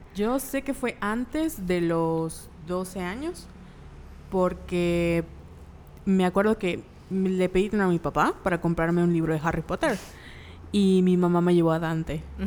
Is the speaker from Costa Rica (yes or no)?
no; Mexico; como mexicanos